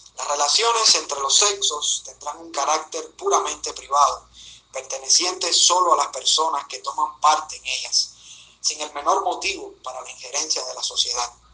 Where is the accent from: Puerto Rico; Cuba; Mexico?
Cuba; como ciudadano cubano, casado, padre de una niña de 6 años